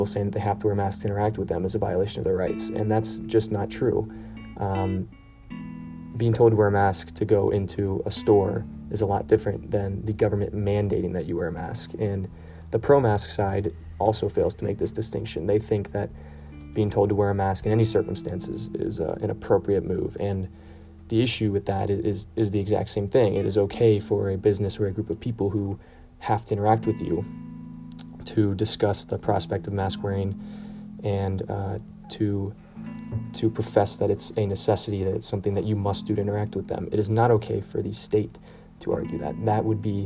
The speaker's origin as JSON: {"language": "English", "region": "Kentucky", "country": "United States", "said": "my home state of Kentucky"}